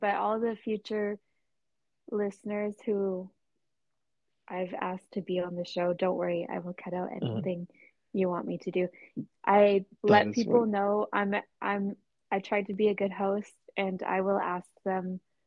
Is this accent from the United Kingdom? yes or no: no; Canada; I'm from Canada.